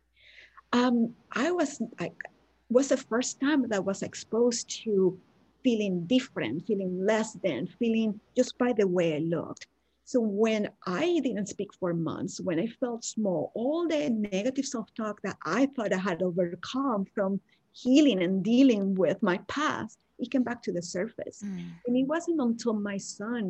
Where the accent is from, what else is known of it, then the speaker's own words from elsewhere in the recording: Venezuela; English is a second language; moved away as an adult; now in United States; back when I lived in Venezuela, we have people that are blonde and blue eyes and white because we have a lot of influence from Italians and Germans as well. But a lot of people look like me. So I never experienced any racism until I moved to the US